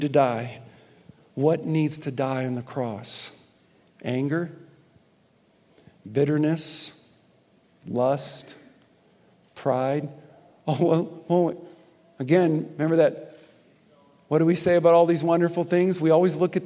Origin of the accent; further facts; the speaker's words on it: Nebraska, United States; I'm growing up in Nebraska